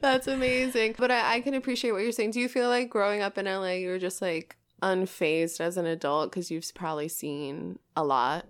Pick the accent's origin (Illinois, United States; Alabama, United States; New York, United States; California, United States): New York, United States; now in Los Angeles, United States; I come from a fantastic city. Yeah, New York.